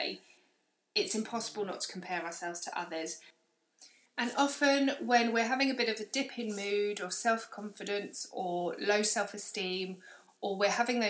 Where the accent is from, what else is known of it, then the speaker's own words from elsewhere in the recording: London, United Kingdom; moved away as an adult; now in Manchester, United Kingdom; as a Londoner